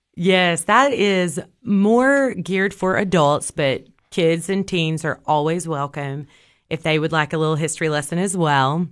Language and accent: English; Cookeville, Tennessee, United States; I grew up here in Cookville